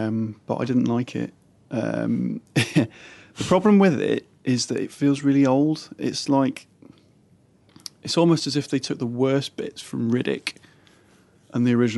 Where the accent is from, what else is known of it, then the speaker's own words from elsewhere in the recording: Leeds, Yorkshire and the Humber, United Kingdom; accent: Northern; also born or lived in West Country; I grew up in Yorkshire, I grew up in Leeds. But I spent the rest of my life in the West Country.